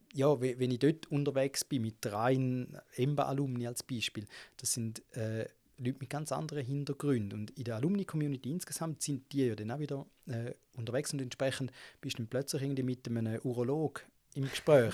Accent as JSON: {"language": "German", "town": "Gossau", "region": "St. Gallen", "country": "Switzerland", "tie": "born or raised there", "said": "ich bin in Gossa aufgewachsen, das ist so neben St. Gallen"}